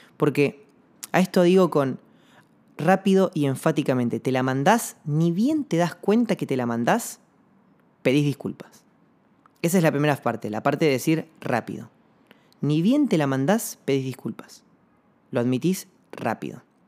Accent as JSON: {"language": "Spanish", "town": "Comodoro Rivadavia", "region": "Chubut", "country": "Argentina", "said": "yo soy de Comodoro Rivadavia"}